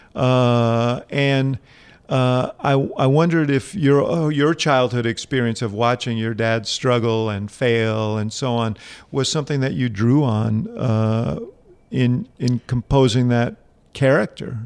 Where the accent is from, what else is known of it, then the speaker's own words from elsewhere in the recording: New York City, New York, United States; I grew up here in New York City